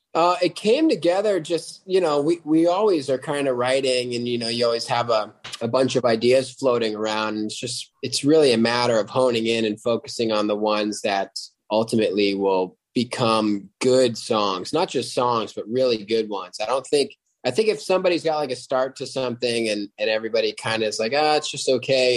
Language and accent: English; upstate New York, United States; now in Los Angeles, United States; I am from uh, a little town in upstate New York, but live in Los Angeles now